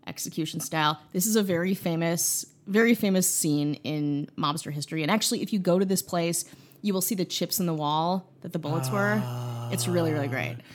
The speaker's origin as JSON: {"language": "English", "region": "Midwest", "country": "United States", "also_born_or_lived": "Chicago", "moved": "yes", "said": "I'm from the Midwest, so it feels like home"}